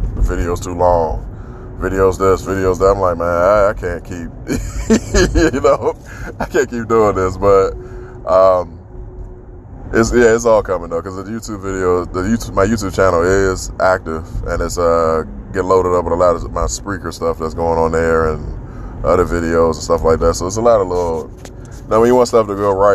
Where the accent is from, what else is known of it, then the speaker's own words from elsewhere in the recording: Washington, District of Columbia, United States; my hometown, D.C.